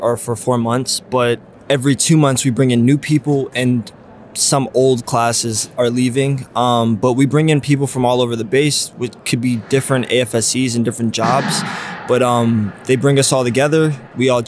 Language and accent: English; St. Louis, Missouri, United States; moved away; I'm from St. Louis, Missouri